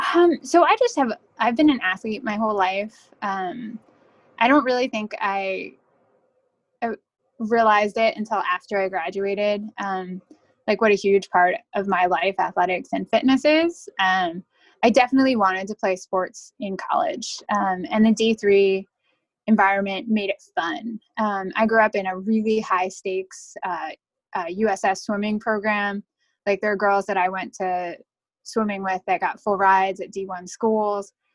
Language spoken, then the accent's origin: English; North Brunswick, New Jersey, United States; moved away as an adult; now in Washington, D.C., United States; I'm originally from North Brunswick, New Jersey